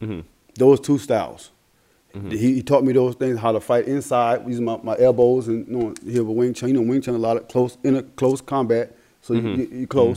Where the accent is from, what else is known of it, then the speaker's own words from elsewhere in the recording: Andrews, South Carolina, United States; from my home in my hometown of Georgetown, Andrews, South Carolina, which is part of Georgetown County